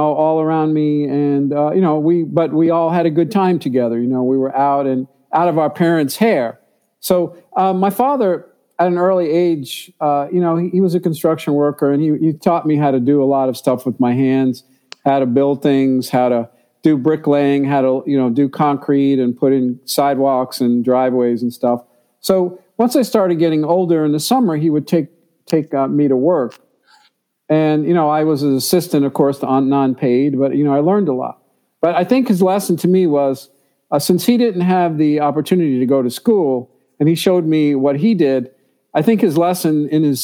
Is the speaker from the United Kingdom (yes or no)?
no; New York City, New York, United States; I grew up in New York City.